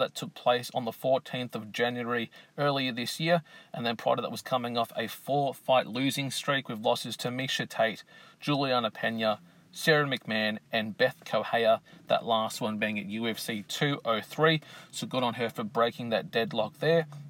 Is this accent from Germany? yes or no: no; Australia; here in my home country of Australia